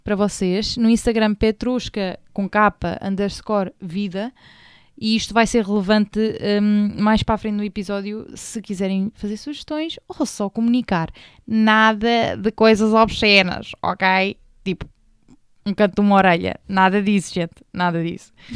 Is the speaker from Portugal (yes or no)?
yes; Portugal; portuguesa portuguesa, papá angolano, mãe retornada.